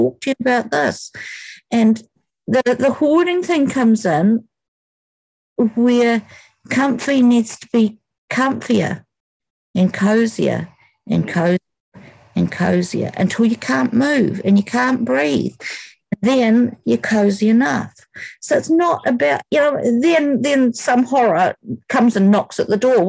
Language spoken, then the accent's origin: English; Dunedin, Otago, New Zealand; I come from South Dunedin, where you left school at 15